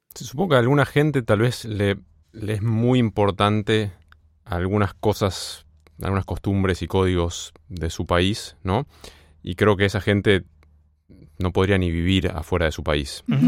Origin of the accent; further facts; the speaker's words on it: Buenos Aires, Argentina; moved away; also born or lived in United States; tiene mi mismo acento y sabemos dónde queda Cabildo Juramento